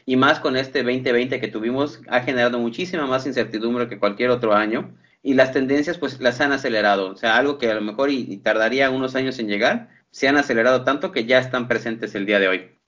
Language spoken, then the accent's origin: Spanish; Mexico